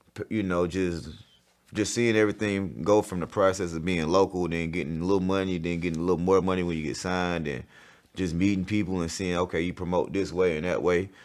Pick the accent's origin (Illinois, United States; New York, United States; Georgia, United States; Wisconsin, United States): Georgia, United States; College Park; also born or lived in Montgomery, Alabama; I was born out there